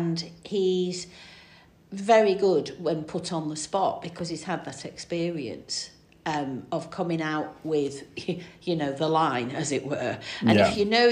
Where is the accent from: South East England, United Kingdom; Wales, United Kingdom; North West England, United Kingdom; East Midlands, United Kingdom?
North West England, United Kingdom; Stockport; also born or lived in Manchester; now in Combe Valley, United Kingdom; I was born in Manchester, grew up in Stockport, lived in Combe Valley now for 30 years